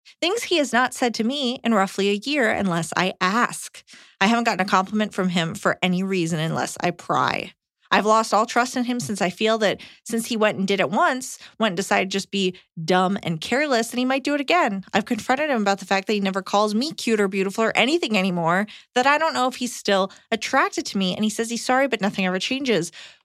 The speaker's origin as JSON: {"language": "English", "town": "Long Island", "region": "New York", "country": "United States", "said": "Iliza was right about me being from the Northeast. I'm from Long Island."}